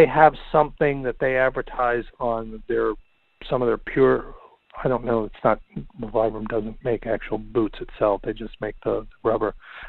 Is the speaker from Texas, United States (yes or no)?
no; New York, United States; as you know, being a New Yorker, how snow melt can happen very quickly in the city